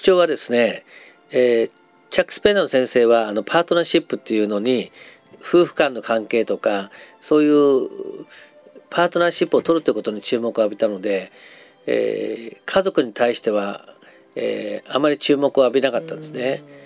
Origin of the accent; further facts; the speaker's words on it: Nagasaki, Japan; 長崎出身なので